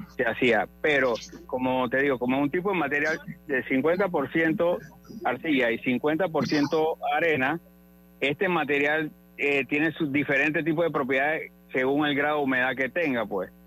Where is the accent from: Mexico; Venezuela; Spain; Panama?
Panama; Todos tenemos como panameños